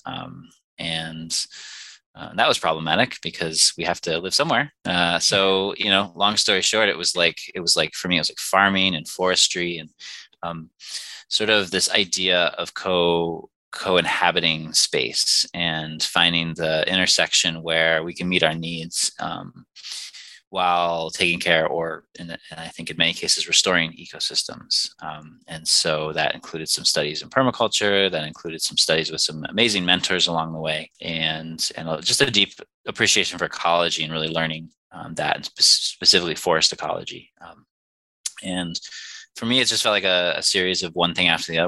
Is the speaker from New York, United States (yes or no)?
yes; Finger Lakes region, New York, United States; I hail from the Finger Lakes region in New York